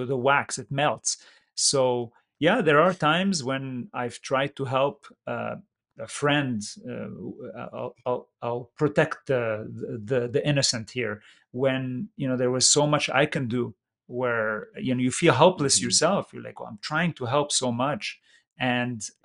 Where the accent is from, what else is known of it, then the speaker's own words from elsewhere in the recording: Lebanon; also born or lived in Middle East / San Jose, California; now in California, United States; Lebanon, which happened to be my home country